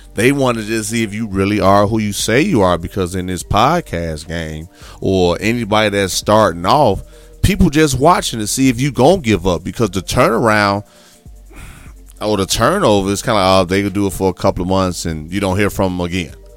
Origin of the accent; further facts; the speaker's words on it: Midwest, United States; now in Houston, United States; I'm originally from the Midwest, born and raised for a long time.